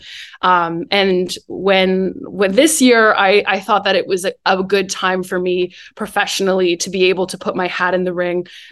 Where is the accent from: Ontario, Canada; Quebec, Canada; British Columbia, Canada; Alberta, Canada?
Ontario, Canada; Guelph; moved away as an adult; I'm from Guelph